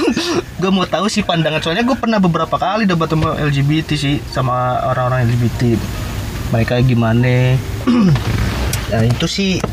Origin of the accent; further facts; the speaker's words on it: Balaraja, Banten, Indonesia; di kota gua Dalaraja